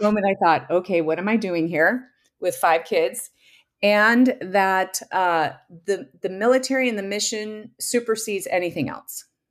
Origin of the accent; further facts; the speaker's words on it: Southern California, United States; now in Minnesota, United States; we grew up in Southern California, too